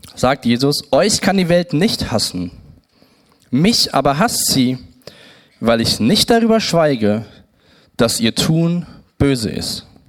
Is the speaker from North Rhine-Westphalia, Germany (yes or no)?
yes; Siegen, North Rhine-Westphalia, Germany; geboren in Siegen